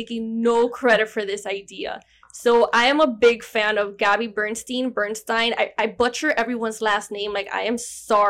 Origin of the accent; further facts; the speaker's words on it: Miami, Florida, United States; accent: Miami; first language Spanish; English is a second language; also born or lived in Georgia; You wish you had this Miami accent.